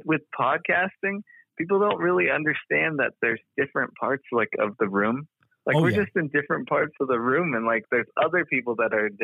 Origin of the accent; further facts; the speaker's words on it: Chinle, Arizona, United States; I'm from Chinle, Arizona, baby